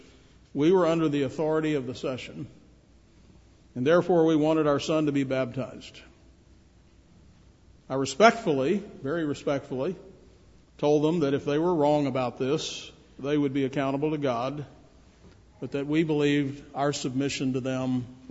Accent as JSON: {"language": "English", "town": "Shreveport", "region": "Louisiana", "country": "United States", "tie": "born or raised there", "said": "When I grew up in Shreveport, Louisiana"}